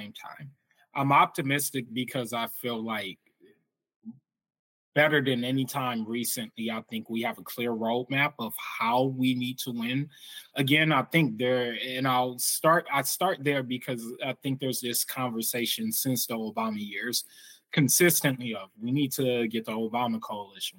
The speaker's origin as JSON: {"language": "English", "region": "Michigan", "country": "United States", "tie": "born or raised there", "said": "my home state of Michigan"}